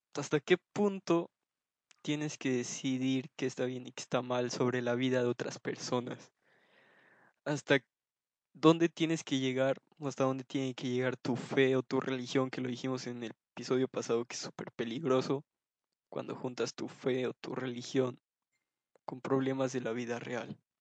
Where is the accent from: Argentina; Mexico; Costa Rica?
Mexico; decir que soy de México